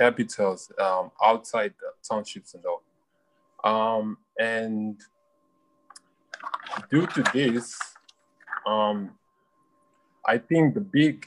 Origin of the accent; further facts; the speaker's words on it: Mozambique; from Mozambique